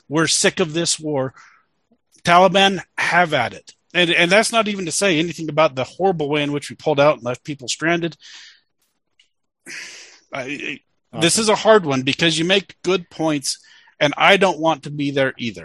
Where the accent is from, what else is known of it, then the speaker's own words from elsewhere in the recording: United States; I'm an American